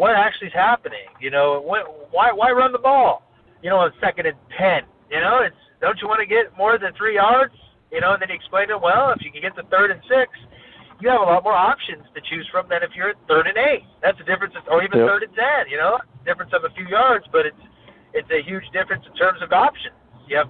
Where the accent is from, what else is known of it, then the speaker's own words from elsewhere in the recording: Evanston, Wyoming, United States; I was born and raised in Evanston, Wyoming, a small town in southwest Wyoming